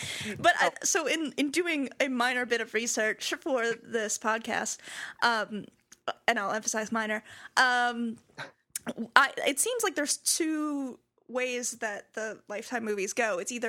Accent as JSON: {"language": "English", "region": "Illinois", "country": "United States", "tie": "born or raised there", "said": "I grew up in Illinois, too."}